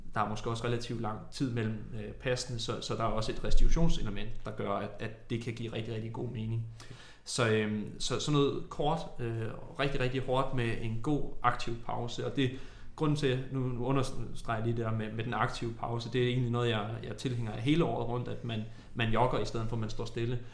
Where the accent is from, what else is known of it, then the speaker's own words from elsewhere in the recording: Tornby, North Denmark Region, Denmark; jeg er jo fra Tornby, en lille